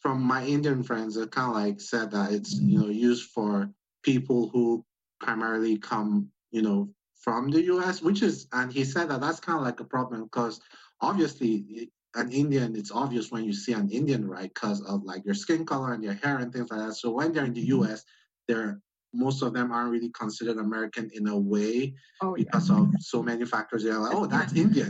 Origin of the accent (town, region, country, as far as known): Nigeria; moved away